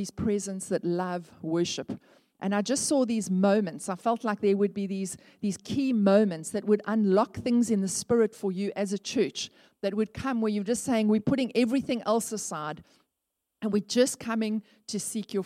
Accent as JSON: {"language": "English", "town": "Port Elizabeth", "region": "Eastern Cape", "country": "South Africa", "tie": "born or raised there", "said": "I grew up in Northumberland Avenue"}